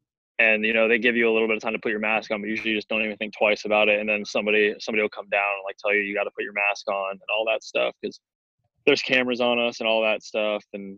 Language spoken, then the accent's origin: English; Arizona, United States; Like, everything got shut down, but since I'm from Arizona